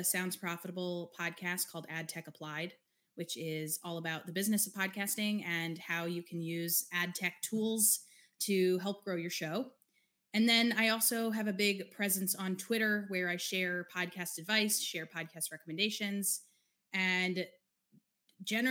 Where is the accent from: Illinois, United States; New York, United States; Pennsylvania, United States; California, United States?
New York, United States; I grew up in New York with the Mecca